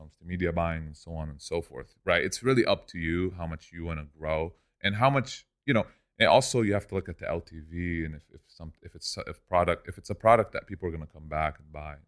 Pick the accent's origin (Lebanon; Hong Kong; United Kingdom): Lebanon; moved away as an adult; also born or lived in Orange County, California; now in Los Angeles, United States; I grew up in Lebanon. I came here when I was eighteen alone.